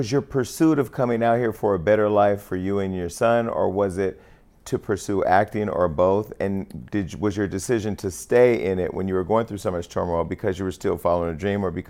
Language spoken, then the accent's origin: English; California, United States; I'm not from here. I'm from Northern California.